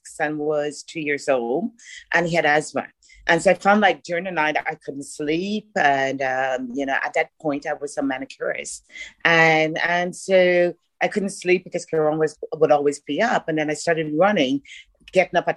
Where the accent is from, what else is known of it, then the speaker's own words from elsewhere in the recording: Bahamas; moved away; also born or lived in Ireland; I'm actually from the Bahamas